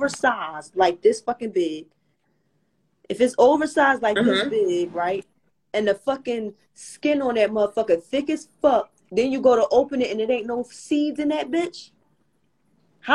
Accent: Philadelphia, Pennsylvania, United States; I'm from Little Philly

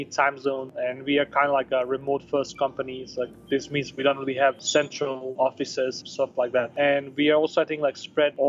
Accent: Denmark; moved away as an adult; also born or lived in Bosnia / Chile / Portugal / Spain; now in Barcelona, Spain; I was born in Bosnia. I grew up in Denmark

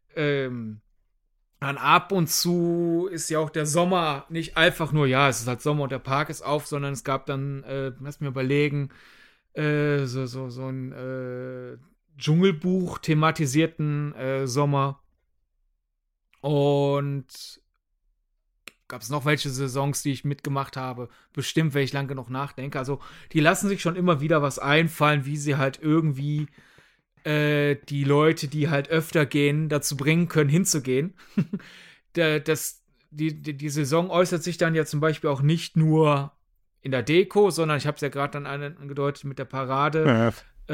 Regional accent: Germany; wir als Deutsche

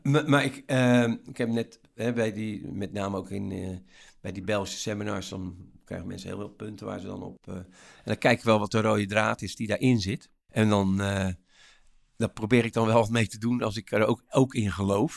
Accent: Rotterdam, South Holland, Netherlands; als Rotterdammer

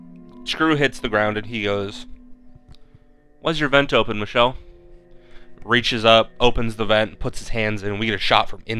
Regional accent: United States; We're American, baby.

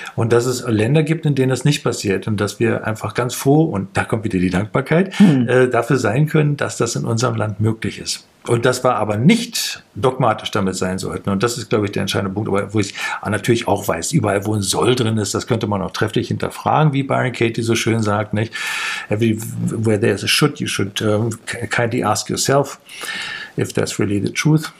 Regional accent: Büderich, North Rhine-Westphalia, Germany; also born or lived in Düsseldorf; now in Leipzig, Germany; in dieser äh, Grundschule, in der ich war, die war dann da in Büderich.

